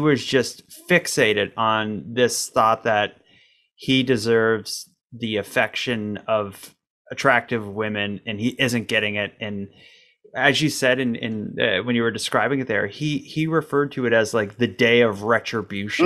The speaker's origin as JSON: {"language": "English", "country": "Canada", "said": "as a Canadian"}